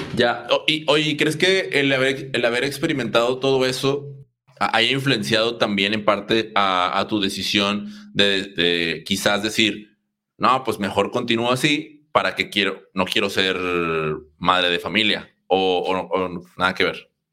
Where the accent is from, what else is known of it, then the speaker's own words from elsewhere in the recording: Mexico; como mexicanos